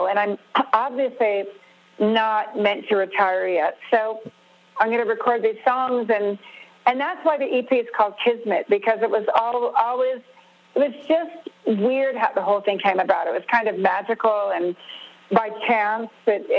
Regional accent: California, United States; because I grew up with the … they're part of my DNA, you know? I mean, it's just the way I grew up in Southern California.

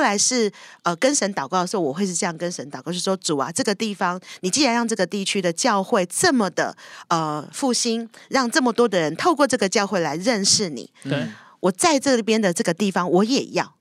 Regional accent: Taiwan; 我是一个从台湾来的人

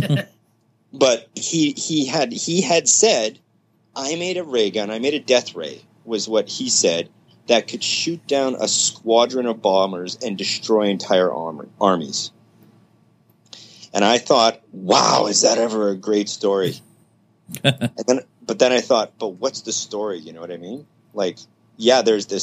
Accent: Winnipeg, Manitoba, Canada; lived in my hometown in Canada, which is Winnipeg, Manitoba.

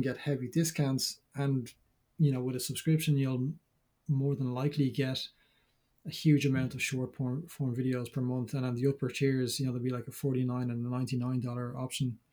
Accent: Dublin, Leinster, Ireland; I'm from Dublin.

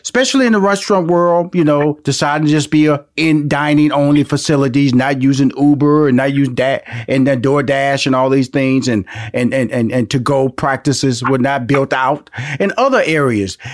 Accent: Houston, Texas, United States; my hometown of Houston, Texas

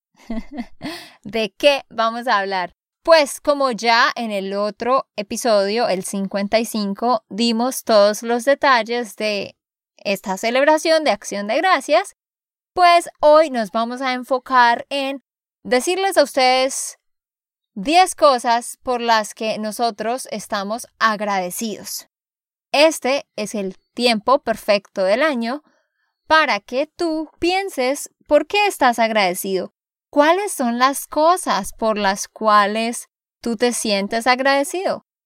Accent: Santander, Colombia; de Santander, Colombia

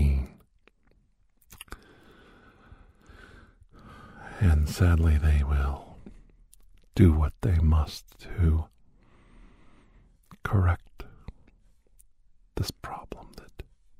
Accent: Youngstown, Ohio, United States; where I grew up in Youngstown area

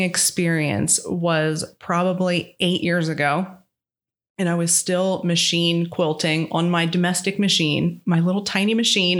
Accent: Parkersburg, West Virginia, United States; I was born and raised in Parkersburg, West Virginia, where I still am.

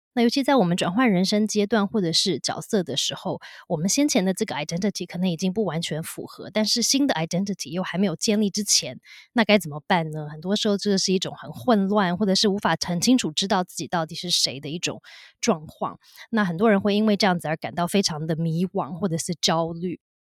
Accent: United States; also born or lived in Taiwan; 像我就会是一个出生在台湾但是在美国长大的一个东方的女性

